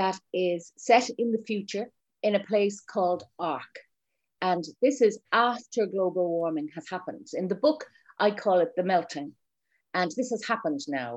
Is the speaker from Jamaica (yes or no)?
no; Ireland; being Irish